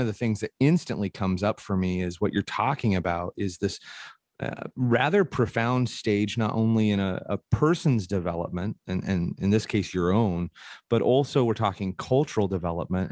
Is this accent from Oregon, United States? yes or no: yes; Portland, Oregon, United States; I grew up in Portland, Oregon